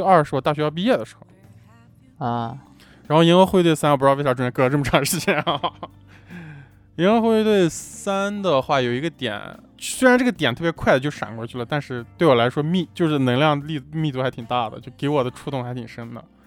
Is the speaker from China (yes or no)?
yes; China; 我们作为一个就是中国人啊，土生土长的这种中国人